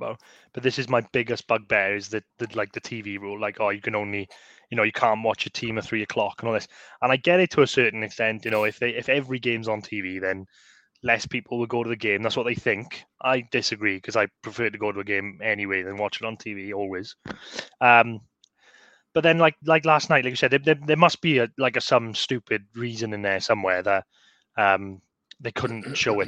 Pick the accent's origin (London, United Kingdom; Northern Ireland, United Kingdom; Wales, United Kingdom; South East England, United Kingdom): Wales, United Kingdom; Swansea; we're like from Swansea.